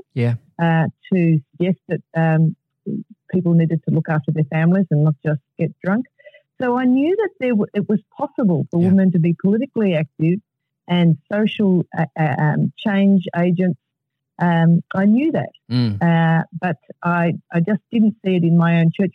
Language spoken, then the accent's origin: English; Melbourne, Victoria, Australia; I grew up in Melbourne